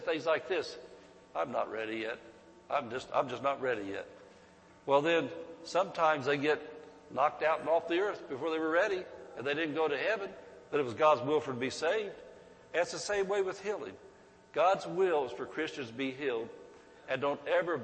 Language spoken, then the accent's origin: English; Centerville, United States; I was raised in Centerville